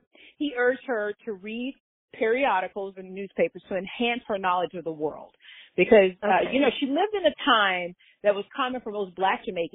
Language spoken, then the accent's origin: English; Florida, United States; growing up in Florida